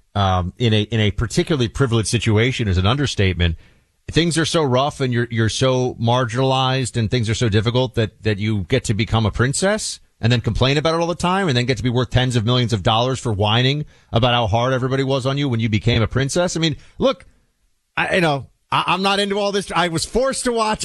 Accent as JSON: {"language": "English", "country": "United States", "said": "as an American"}